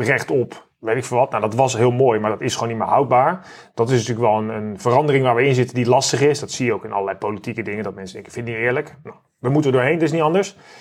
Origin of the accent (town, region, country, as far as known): Netherlands